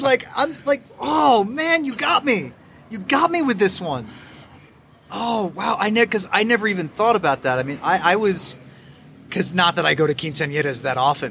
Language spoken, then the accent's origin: English; United States; now in Mexico; as an American